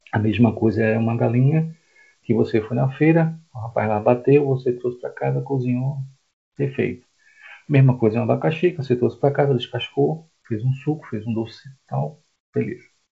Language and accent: Portuguese; Recife, Pernambuco, Brazil; moved away as an adult; now in João Pessoa, Brazil; eu não sou daqui, tá? Eu sou de Recife, estou aqui há 12 anos